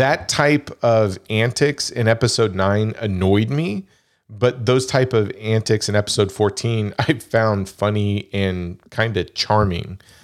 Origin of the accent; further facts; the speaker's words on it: United States; I'm American-born Chinese